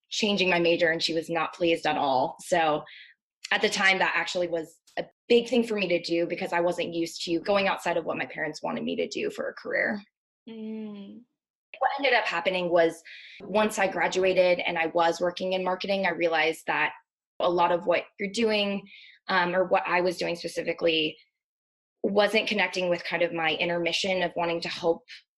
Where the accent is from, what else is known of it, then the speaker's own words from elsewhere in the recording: Maryland, United States; also born or lived in Virginia; I am originally from Maryland. I grew up there